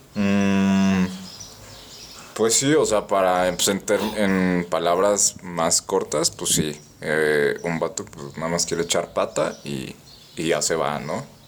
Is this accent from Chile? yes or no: no; Mexico